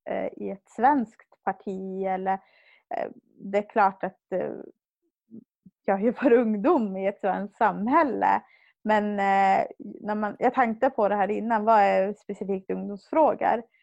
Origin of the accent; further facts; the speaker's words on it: Hemavan, Västerbotten County, Sweden; moved away as an adult; now in Jokkmokk, Sweden; Jag kommer från Hemavan men bor sedan 2011 i Jokkmokk. Jag är eh, 30 år